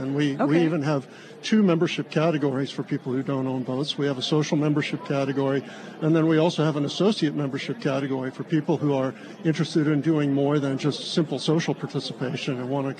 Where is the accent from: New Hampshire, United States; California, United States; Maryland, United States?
Maryland, United States; Annapolis; born there; now in Seattle, United States; I was born in Annapolis. I've grown up in some of those cities.